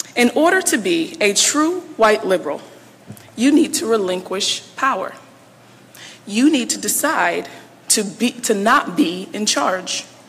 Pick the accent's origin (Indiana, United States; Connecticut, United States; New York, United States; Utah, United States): Connecticut, United States; Bridgeport; moved away as an adult; also born or lived in Baltimore, Maryland; now in Washington, D.C., United States; I grew up in Bridgeport, Connecticut